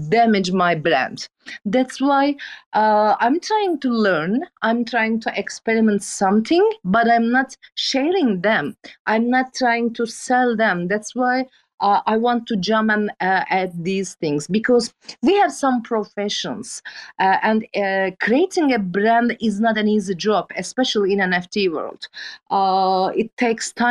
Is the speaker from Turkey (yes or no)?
yes; Turkey; English is a second language; I'm a photographer from Turkey